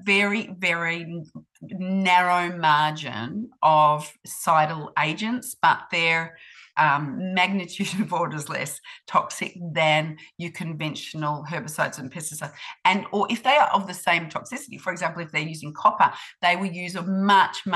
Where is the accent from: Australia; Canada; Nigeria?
Australia; moved away as an adult; now in New Zealand; I grew up in Australia